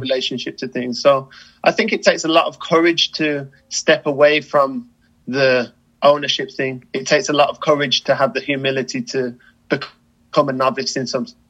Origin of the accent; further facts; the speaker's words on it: United Kingdom; as a British person